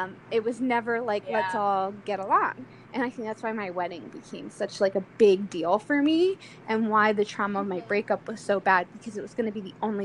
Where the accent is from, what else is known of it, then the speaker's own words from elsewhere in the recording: Delaware, United States; I grew up in Delaware